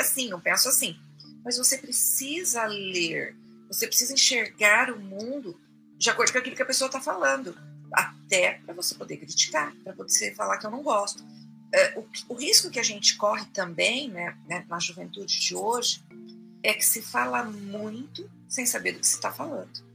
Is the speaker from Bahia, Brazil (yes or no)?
no; Fernandópolis, São Paulo, Brazil; moved away as an adult; Eu venho de uma cidade pequena, de Fernandópolis